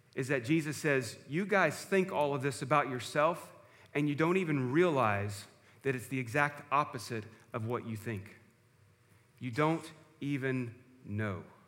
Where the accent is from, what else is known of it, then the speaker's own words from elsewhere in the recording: George West, Texas, United States; growing up in First Baptist Church at George West